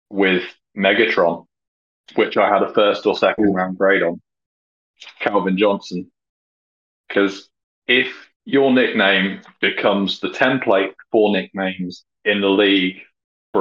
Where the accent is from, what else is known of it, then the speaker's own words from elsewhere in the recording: United Kingdom; as a Brit